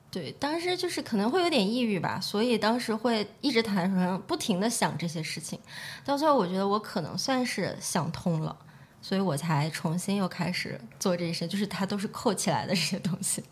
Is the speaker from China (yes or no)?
yes; Xi'an, Shaanxi, China; moved away as an adult; also born or lived in Brighton, United Kingdom; now in London, United Kingdom; 我从西安过来嘛，我觉得西安是一个四季很分明的地方